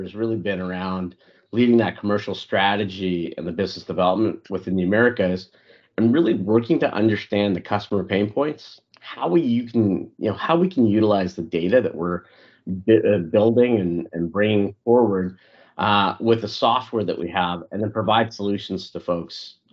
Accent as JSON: {"language": "English", "country": "Canada", "tie": "born or raised there", "also_born_or_lived": "Africa", "moved": "as an adult", "lives_now": "United States", "said": "I'm Indian by nationality, but born in Africa, grew up in Canada, and I've lived the past decade in the U.S."}